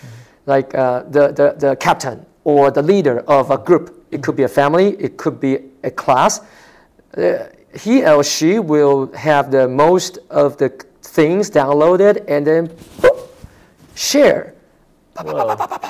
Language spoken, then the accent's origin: English; Taiwan; moved away; I love Taiwan. That's my hometown